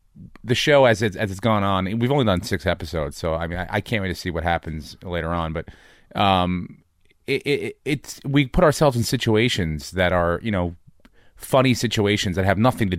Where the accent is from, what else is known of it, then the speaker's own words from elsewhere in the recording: New York, United States; I came from New York. I came from